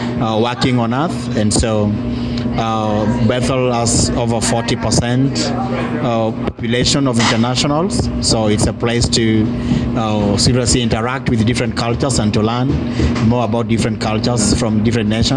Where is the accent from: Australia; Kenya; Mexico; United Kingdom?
Kenya; Kisumu, Kisumu County; also born or lived in Homa Bay, Kenya; I'm originally coming from Kisumu, Kenya. That's where I live with my family. But my home place where I was born is Homa Bay, around Lake Victoria region in Kenya, Africa.